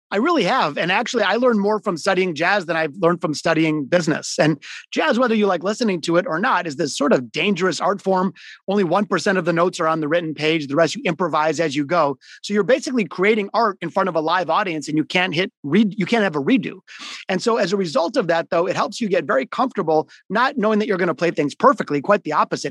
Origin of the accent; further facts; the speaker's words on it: Detroit, Michigan, United States; also born or lived in Boston / Florida; I grew up, I'm a hardcore Detroiter. I'm in Detroit today. I was born in the city of Detroit, not the suburbs.